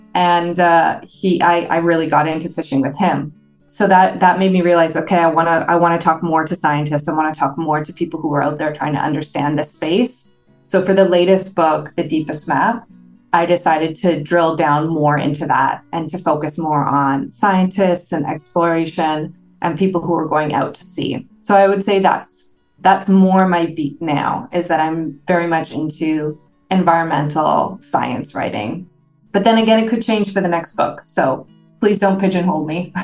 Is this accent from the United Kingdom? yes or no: no; Toronto, Ontario, Canada; moved away as an adult; also born or lived in San Diego / Hamilton, Ontario; I grew up in Toronto